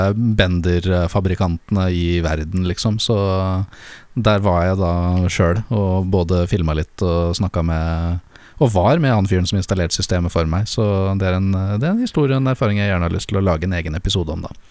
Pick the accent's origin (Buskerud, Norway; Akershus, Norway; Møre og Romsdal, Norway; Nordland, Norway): Buskerud, Norway; Lier; nå etter at jeg flytta hjem til eh, Lier igjen